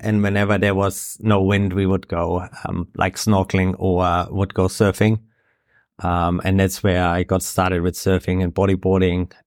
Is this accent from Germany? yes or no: yes; Bavaria, Germany; moved away as an adult; now in Gisborne, New Zealand; originally, I'm from Germany, grew up in Bavaria.